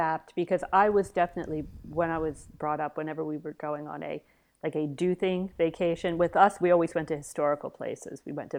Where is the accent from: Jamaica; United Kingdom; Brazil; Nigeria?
United Kingdom; Yes, absolutely. We're British.